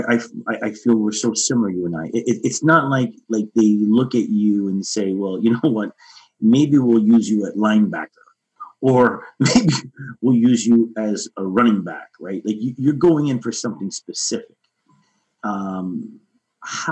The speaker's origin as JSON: {"language": "English", "town": "Toronto", "region": "Ontario", "country": "Canada", "tie": "born or raised there", "said": "Growing up in the community that I was raised in Toronto"}